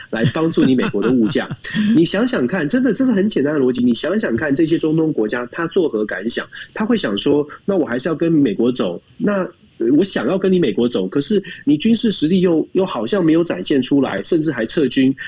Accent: Taiwan; 在台湾我们民主社会长大的

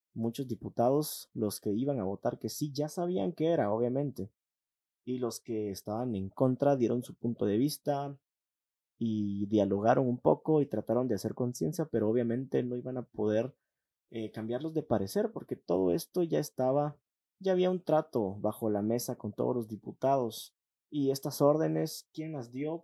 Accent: Guatemala; somos guatemaltecos

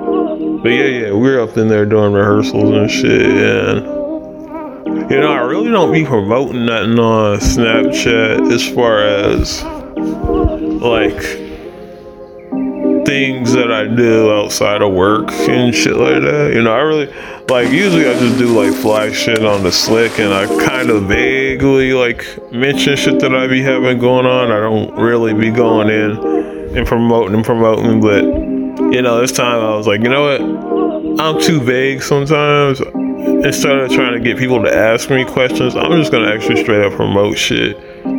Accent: Houston, Texas, United States; because we're from Houston

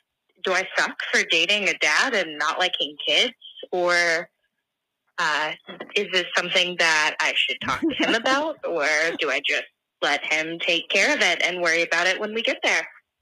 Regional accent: Illinois, United States; I'm 23 and I'm from Central Illinois. Yeah, you do have Midwestern listeners.

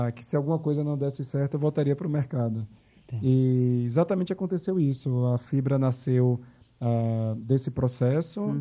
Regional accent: Salvador, Bahia, Brazil; moved away; also born or lived in New York; Sou de Salvador

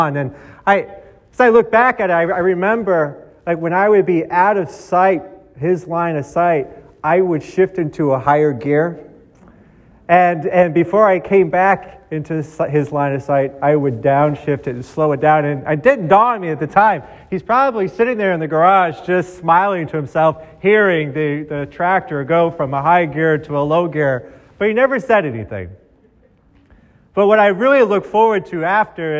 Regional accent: Boston, Massachusetts, United States; Growing up in Boston

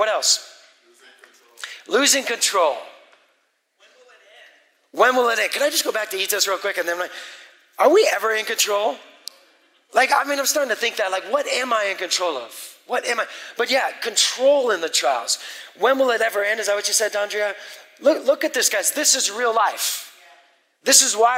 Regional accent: West Coast, United States; I grew up on the West Coast as an atheist for 20 years

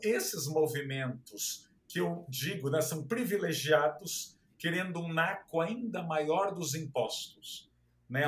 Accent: Santos, São Paulo, Brazil; moved away; na minha cidade natal, Santos, que é uma cidade plana

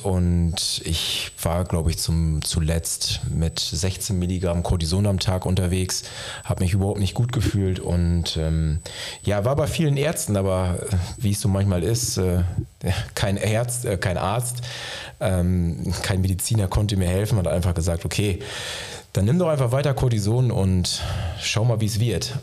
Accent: Osnabrück, Lower Saxony, Germany; bin gebürtiger Niedersachse, wie du auch, äh, komme aus der Gegend äh, aus Osnabrück

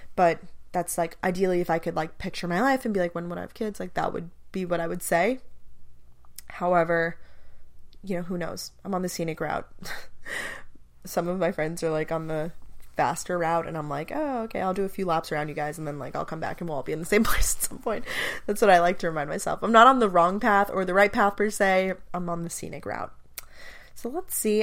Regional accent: Long Island, New York, United States; moved away as an adult; also born or lived in Athens, Georgia; I'm originally from Long Island, New York

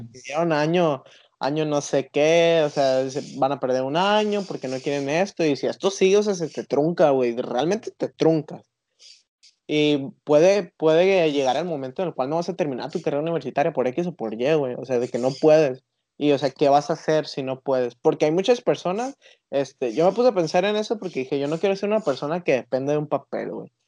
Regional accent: Mexico; nosotros como mexicanos

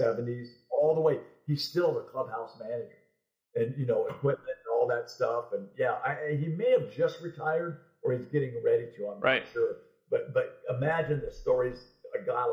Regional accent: Nebraska, United States; moved away; also born or lived in California; growing up in Nebraska.

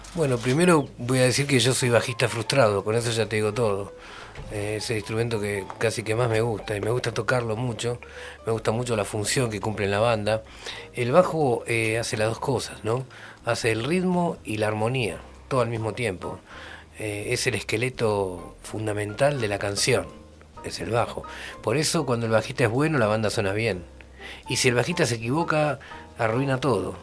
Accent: Haedo, Buenos Aires Province, Argentina; Ahí en Aedo, donde yo vivía en esa época cuando era niño. Yo nací en Aedo.

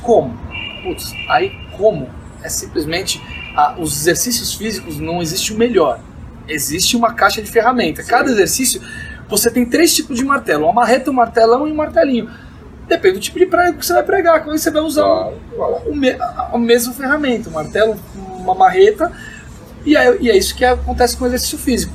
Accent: Brazil; moved away as an adult; also born or lived in Las Vegas; Fui embora do Brasil, fiquei por volta, de um total de oito anos entre idas e vindas

